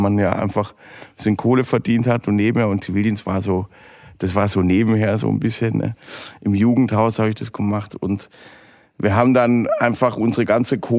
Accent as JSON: {"language": "German", "region": "Southern Germany", "country": "Germany", "tie": "born or raised there", "said": "Also ich bin äh, in Weinbergen aufgewachsen, das heißt bei uns hinterm Haus in Süddeutschland gab es äh, Weinberg"}